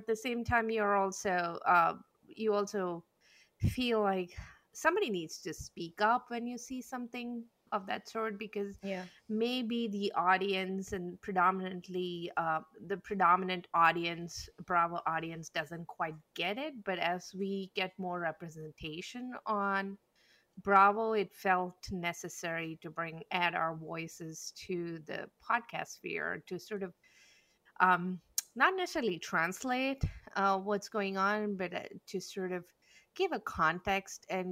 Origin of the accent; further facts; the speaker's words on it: India; moved away as an adult; I grew up back in India and I came here as an adult